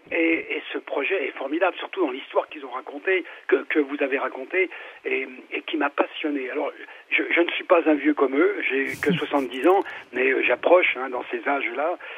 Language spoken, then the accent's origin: French; Ardennes, Grand Est, France; moved away; also born or lived in Paris region; je suis né euh, donc dans les Ardennes, et j'ai vécu en région parisienne